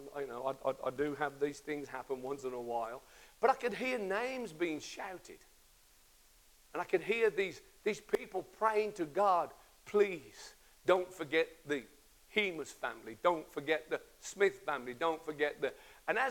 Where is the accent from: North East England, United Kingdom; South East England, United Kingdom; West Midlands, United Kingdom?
West Midlands, United Kingdom; Birmingham; I'm a kid from the Kansas States in Birmingham.